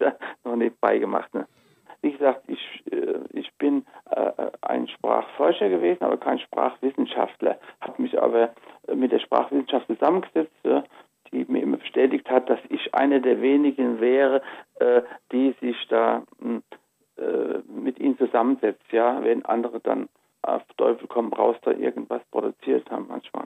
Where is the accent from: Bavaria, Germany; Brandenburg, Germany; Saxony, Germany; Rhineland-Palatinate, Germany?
Rhineland-Palatinate, Germany; Rhenish Hesse; Rheinhessen ist das Gebiet, wo ich aufgewachsen bin, wo meine Wurzeln sind und wo ich geforscht habe